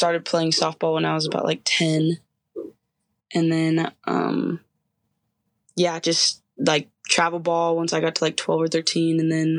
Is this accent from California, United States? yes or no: yes; Barona Indian Reservation, California, United States; So I grew up on an Indian reservation. I live like 5 minutes from all my family members.